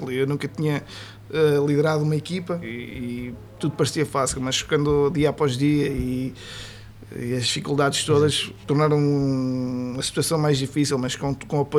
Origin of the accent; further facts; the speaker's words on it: Vila Pouca de Aguiar, Norte, Portugal; moved away as an adult; now in Aveiro, Portugal; eu sou transmontano, sou, sou muito, gosto muito da minha região, pronto, e, e, e, vim para aqui, também já vai um bocadinho de mim defender muito a região. Eh, pronto, apesar de estar aqui há seis anos, meus filhos nasceram aqui a ver, ou seja, já me considero de haver também.